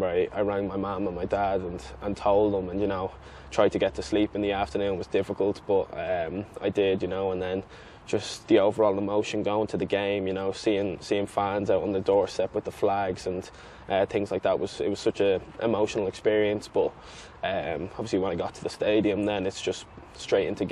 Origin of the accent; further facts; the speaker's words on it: Ireland; moved away; being an Irish lad